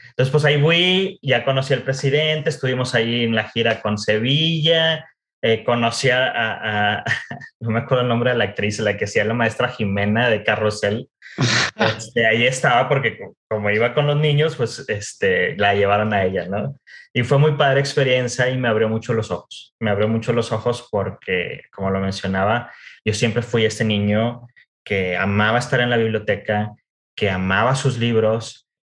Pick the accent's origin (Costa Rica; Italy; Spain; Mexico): Mexico; Monterrey, Nuevo León; moved away as an adult; also born or lived in United States / Mexico City / France; soy originario de Monterrey. Vaya, eh, eh, es, es algo importante mencionarlo porque gran parte de mi historia está relacionada con la cultura regiomontana. Entonces, nací y crecí